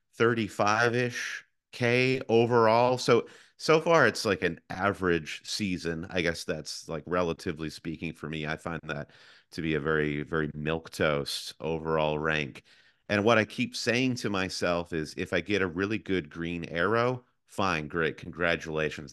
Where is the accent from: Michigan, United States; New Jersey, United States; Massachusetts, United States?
Michigan, United States; moved away; I am originally from Michigan, like my co-host Josh